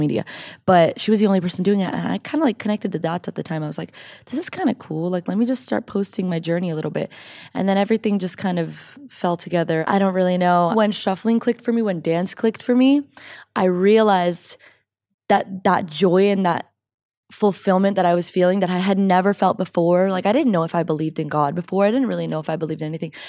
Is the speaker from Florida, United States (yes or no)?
yes; Miami, Florida, United States; moved away as an adult; also born or lived in Orlando, Florida; now in California, United States; I'm from Miami